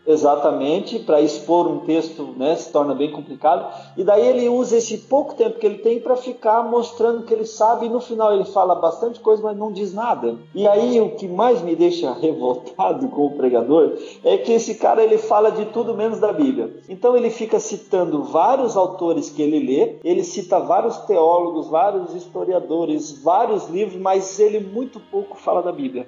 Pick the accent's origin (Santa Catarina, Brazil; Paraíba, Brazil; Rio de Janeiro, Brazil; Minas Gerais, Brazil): Santa Catarina, Brazil; Blumenau; moved away as an adult; eu sou blumenauense, sou natural de Blumenau. É, na verdade, eu morei a vida inteira lá, até meus 26 anos.